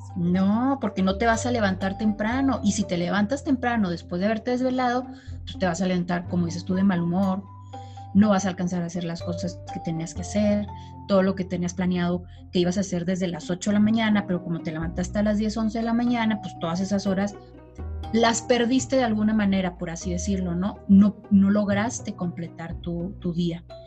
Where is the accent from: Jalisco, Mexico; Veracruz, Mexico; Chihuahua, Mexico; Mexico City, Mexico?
Chihuahua, Mexico; soy de Chihuahua